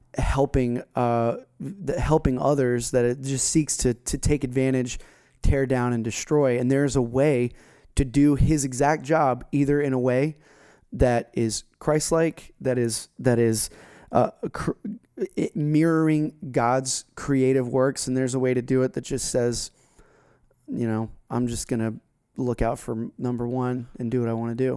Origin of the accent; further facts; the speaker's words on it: South Florida, United States; We grew up together down in South Florida